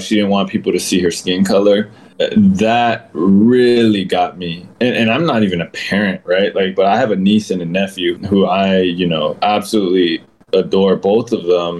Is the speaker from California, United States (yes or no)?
yes; Northern California, United States; I grew up in Northern California and we were just raised to hate Southern California